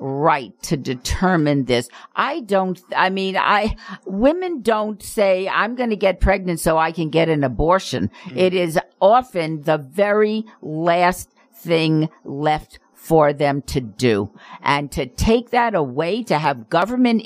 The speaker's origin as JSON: {"language": "English", "town": "Las Vegas", "region": "Nevada", "country": "United States", "tie": "born or raised there", "said": "I grew up in Las Vegas. It is very interesting being an adult in the city in which you were raised"}